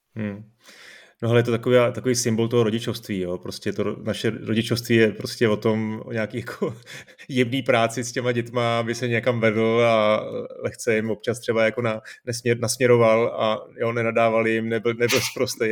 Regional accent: Czechia; tady u nás v Čechách

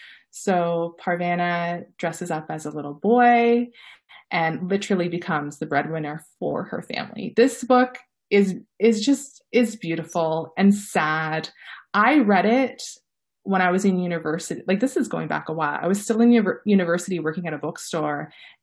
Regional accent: Niagara Falls, Ontario, Canada; growing up in Niagara Falls, I know all about Screaming Tunnel.

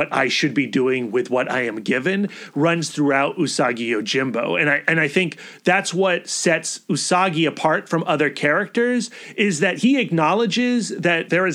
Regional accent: United States; I as an American, as a person with Western sensibilities

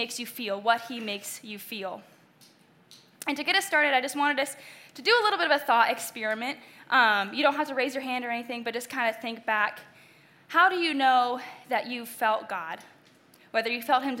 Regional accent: Delaware/Maryland, Eastern Shore, United States; moved away; also born or lived in Indiana; I grew up in Eastern Shore, Delaware/Maryland

